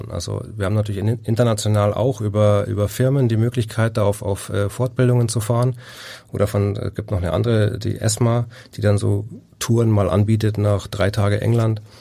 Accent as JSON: {"language": "German", "region": "Bavaria", "country": "Germany", "said": "ich komme aus Bayern, ich bin Rasen verwöhnt. Das in Bayern spielst du eigentlich primär auf Rasen."}